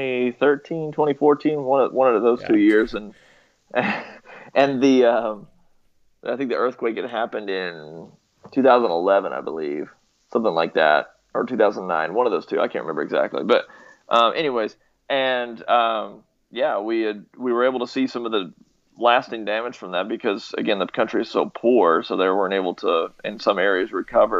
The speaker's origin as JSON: {"language": "English", "country": "United States", "said": "I'm an American"}